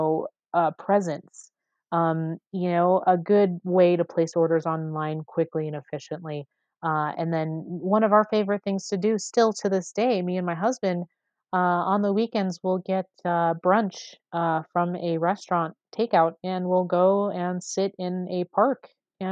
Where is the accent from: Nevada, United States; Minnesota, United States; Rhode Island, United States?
Nevada, United States; Las Vegas; I grew up on the East Side